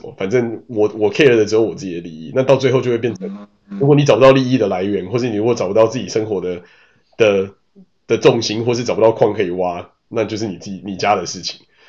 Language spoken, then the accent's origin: Chinese; Taipei, Taiwan; 我是台北人，但我感触蛮深的、啊。